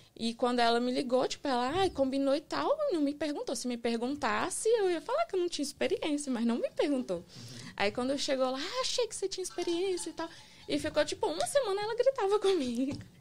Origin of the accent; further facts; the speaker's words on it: Resplendor, Minas Gerais, Brazil; accent: mineiro; also born or lived in Belo Horizonte; now in United States; Eu sou de Minas Gerais.